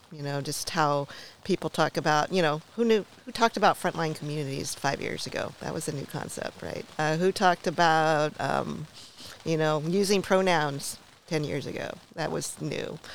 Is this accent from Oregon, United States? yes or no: yes; Portland, Oregon, United States; I was born in Oregon, in Portland